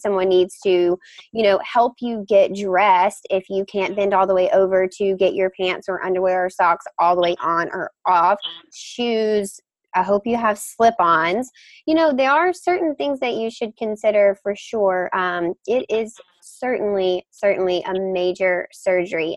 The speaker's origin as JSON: {"language": "English", "region": "Mississippi", "country": "United States", "tie": "born or raised there", "moved": "yes", "lives_now": "Boston, United States", "said": "I grew up in Mississippi, um, so this rural part of the United States 100% hits home for me."}